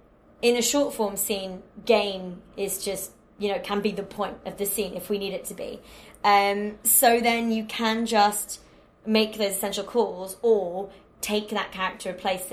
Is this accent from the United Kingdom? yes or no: yes; Warrington, North West England, United Kingdom; But, yeah, I'm from Warrington, which is in between Liverpool and Manchester. And the Northern way of love, which is a bit Billy Elliot, is, if I like you, I will take the pee out of you so hard